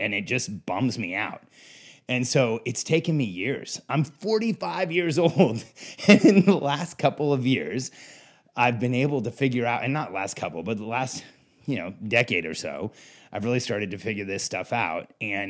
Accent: Mexico; also born or lived in California / Florida; I grew up in Mexico, then California, then Florida. To me, it was the same all year round.

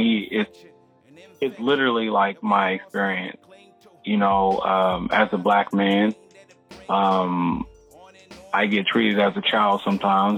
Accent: United States; born or raised there

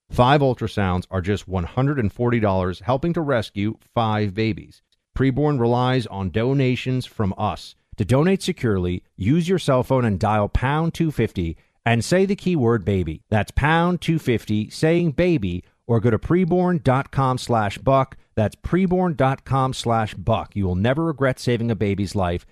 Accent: New York City, New York, United States; now in Florida, United States; my hometown, New York City

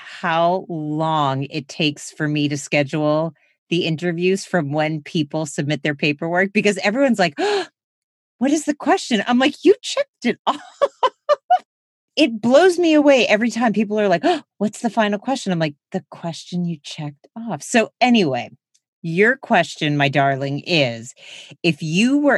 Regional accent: East Coast, United States; moved away as an adult; also born or lived in California; I grew up on the East Coast. I was in California for almost 17 years

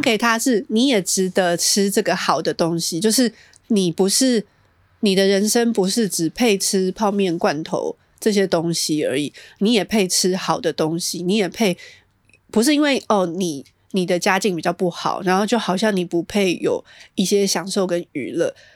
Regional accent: Taiwan; 我们台湾人

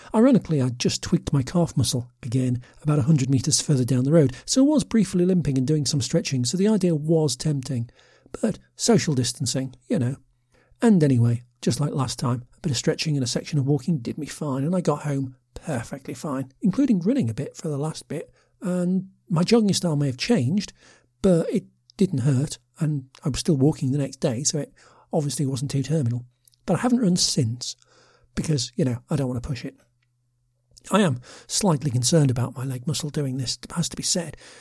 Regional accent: United Kingdom; a middle aged Brit with a passion for offbeat travel

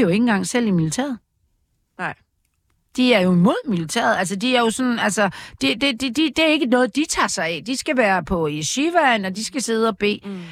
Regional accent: Aarhus, Central Denmark Region, Denmark; i Aarhus, hvor jeg voksede op

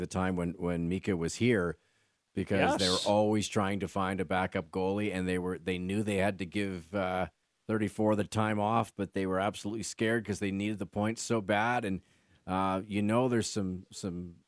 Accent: Saskatchewan, Canada; We're from Saskatchewan.

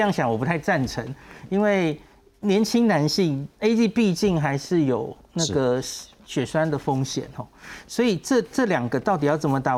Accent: Taiwan; 我们台湾人

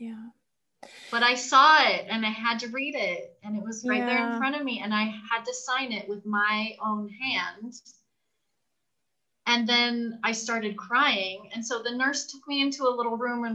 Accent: California, United States; now in Mexico; I'm originally from California

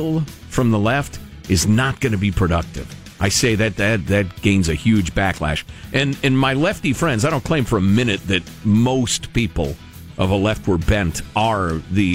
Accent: Chicago, Illinois, United States; Growing up in Chicago

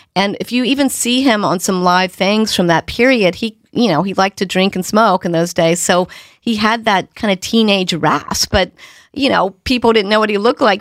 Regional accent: North Carolina, United States; moved away; I'm from North Carolina

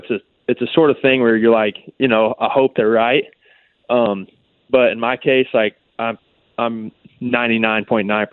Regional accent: Alabama, United States; also born or lived in Louisiana; growing up in Alabama

